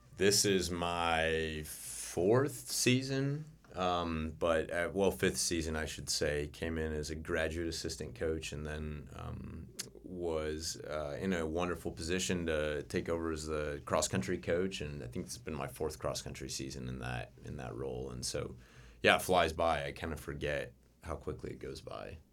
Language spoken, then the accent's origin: English; Winona Lake, Indiana, United States; also born or lived in North Carolina; grew up in Winona Lake, Um, my parents were Grace graduates and met at Grace, got married and, um, never left